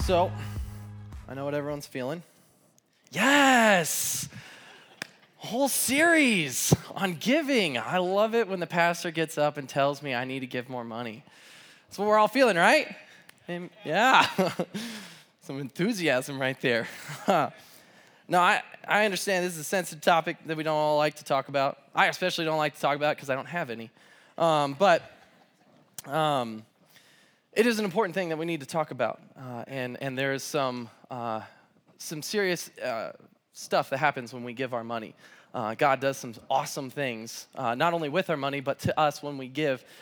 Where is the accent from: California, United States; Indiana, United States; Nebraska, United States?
California, United States; Southern; now in Pullman, United States; I'm from Southern California